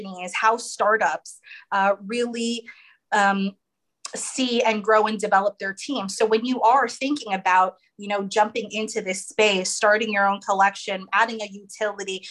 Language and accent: English; United States; I'm American